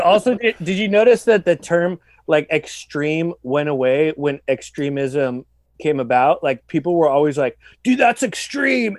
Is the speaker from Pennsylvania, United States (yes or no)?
no; San Diego, California, United States; growing up in San Diego